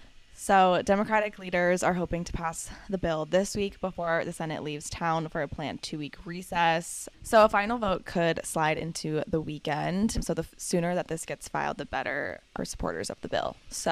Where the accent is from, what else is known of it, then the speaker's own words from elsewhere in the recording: Virginia, United States; born there; I was born in Virginia.